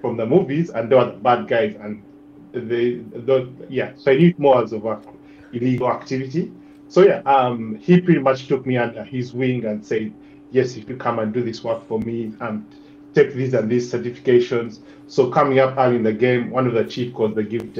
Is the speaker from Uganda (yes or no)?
yes; Uganda; also born or lived in Malaysia; now in Sydney, Australia; originally I'm from Uganda. So I grew up and lived and grew up in Uganda.